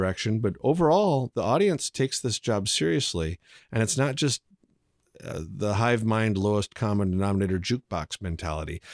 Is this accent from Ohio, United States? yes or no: no; Dell Rapids, South Dakota, United States; growing up in Del Rapids